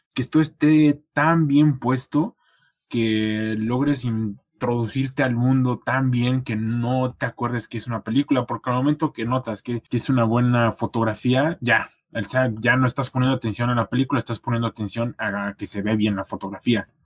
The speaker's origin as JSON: {"language": "Spanish", "region": "Querétaro", "country": "Mexico", "moved": "as an adult", "lives_now": "Toronto, Canada", "said": "mi pueblo, aquí allá en Querétaro"}